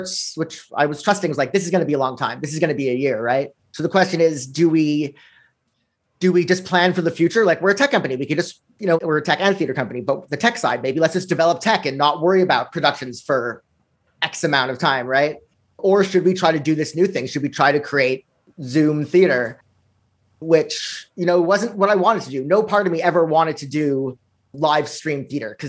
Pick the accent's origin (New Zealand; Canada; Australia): Canada; Montreal, Quebec; now in New York City, United States; I grew up here in Montreal